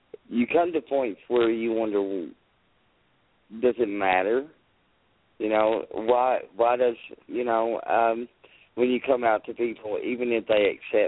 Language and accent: English; Lexington, United States; I'm from Lexington. I'm 40 miles, 50 miles down the road from you.